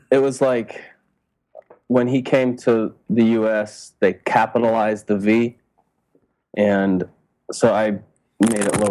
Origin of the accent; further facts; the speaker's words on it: Denver, Colorado, United States; also born or lived in Rhode Island; Uh, yeah, I was born in Rhode Island, uh, but my family only lived there till I was five, and then we moved to Colorado.